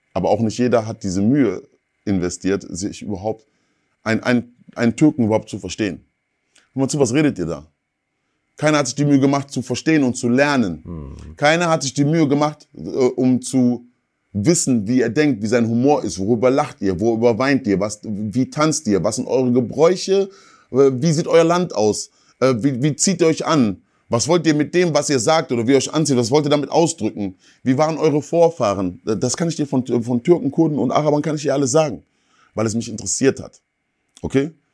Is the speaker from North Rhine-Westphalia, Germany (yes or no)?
yes; Ruhr area, North Rhine-Westphalia, Germany; ich bin bei deutschen Eltern groß geworden und im Ruhrgebiet gab es nicht so viele Schwarze.